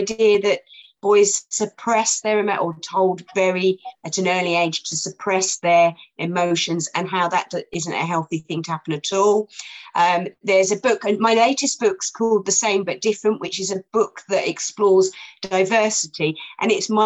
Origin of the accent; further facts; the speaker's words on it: Gatwick, South East England, United Kingdom; it was always tea when I was a kid, because I'm from Gatwick and we always called it tea